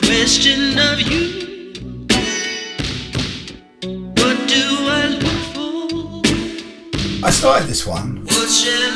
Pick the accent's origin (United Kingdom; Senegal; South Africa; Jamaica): United Kingdom; England; I'm English